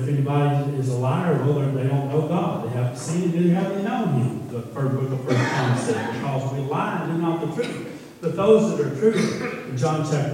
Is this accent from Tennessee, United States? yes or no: yes; Pikeville, Tennessee, United States; We come from Pikeville, Tennessee